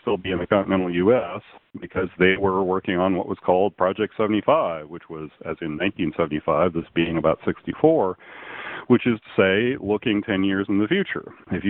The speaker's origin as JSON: {"language": "English", "town": "Los Angeles", "region": "California", "country": "United States", "tie": "born or raised there", "also_born_or_lived": "San Bernardino", "said": "we grew up in the Valley, in the San Fernando Valley, in rather different circumstances than being in Seattle."}